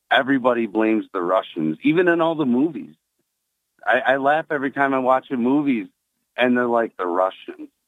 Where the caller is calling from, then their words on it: Endwell, New York, United States; … from Endwell.